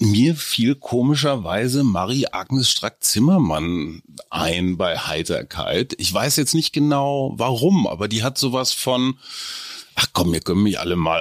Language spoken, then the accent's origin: German; North Rhine-Westphalia, Germany; als Westfale, ich bin so ähnlich wie du, so Niedersachsen, Westfale